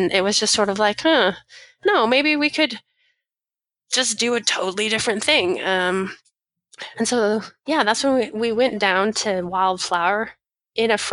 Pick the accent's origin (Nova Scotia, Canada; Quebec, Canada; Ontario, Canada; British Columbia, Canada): British Columbia, Canada; Vernon; also born or lived in Victoria, British Columbia; back home in Vernon, because we're both from Vernon, British Columbia